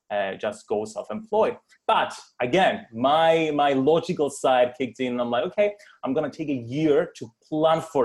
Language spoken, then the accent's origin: English; Cyprus; growing up in Cyprus, a very traditional Christian society